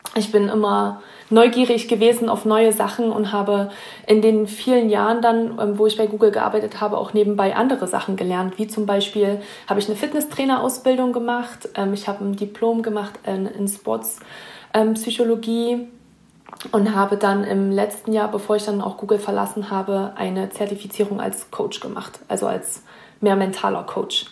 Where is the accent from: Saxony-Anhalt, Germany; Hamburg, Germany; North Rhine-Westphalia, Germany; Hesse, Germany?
Saxony-Anhalt, Germany; Naumburg; moved away as an adult; now in Lake Tahoe, United States; ich komme auch aus einem kleinen Ort in Deutschland, Naumburg heißt der, ähm, in der Nähe von Leipzig, unten am Zipfel von Sachsen-Anhalt